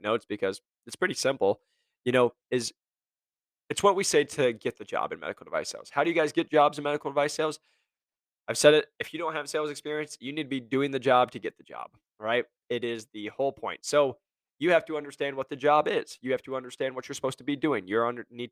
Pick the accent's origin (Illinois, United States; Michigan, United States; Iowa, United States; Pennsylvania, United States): Iowa, United States; I'm from Iowa, we hunt